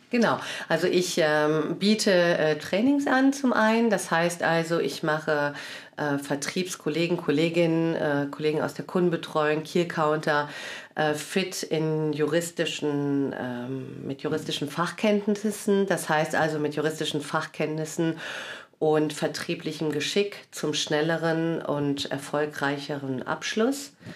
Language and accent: German; Cologne, North Rhine-Westphalia, Germany; moved away as an adult; now in Wiesbaden, Germany; Ich bin äh, in Köln geboren und aufgewachsen, bin Halbitalienerin